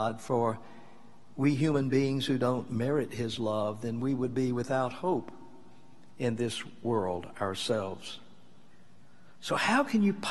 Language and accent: English; Mississippi, United States; when I was growing up in Mississippi, I was a teenager